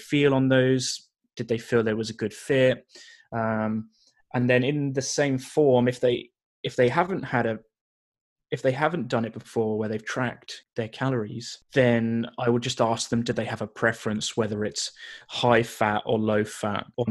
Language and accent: English; United Kingdom; now in Canada; being a British guy living in Canada